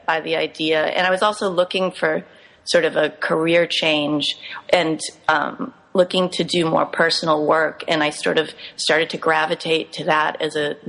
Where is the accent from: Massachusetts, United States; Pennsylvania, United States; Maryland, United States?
Massachusetts, United States; Cherry Valley; now in New York City, United States; I grew up in Massachusetts in a really tiny town, Cherry Valley, and my family still lives thereabouts